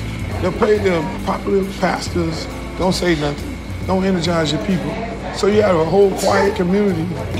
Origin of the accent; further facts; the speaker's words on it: Miami, Florida, United States; People will say, oh, y'all Southern people, y'all South, y'all Bama, or whatever they want to call us. But in all actuality, we're an island town. I mean, Miami was made up of Bahamians that really built the city of Mi